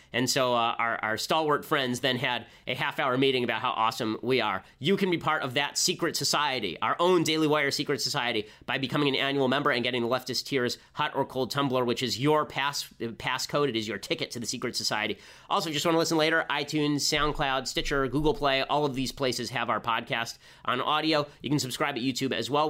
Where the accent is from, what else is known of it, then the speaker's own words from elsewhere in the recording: California, United States; the state of California, my home state